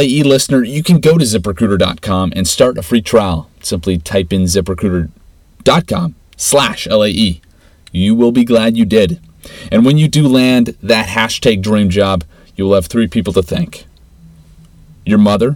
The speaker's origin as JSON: {"language": "English", "town": "Regina", "region": "Saskatchewan", "country": "Canada", "tie": "born or raised there", "said": "Growing up in Regina, there's a close-knit culture and community bond"}